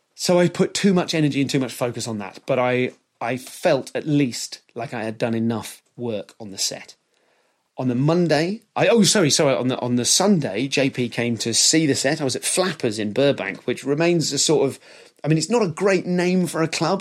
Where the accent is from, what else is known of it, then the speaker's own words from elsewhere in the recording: United Kingdom; They know I'm British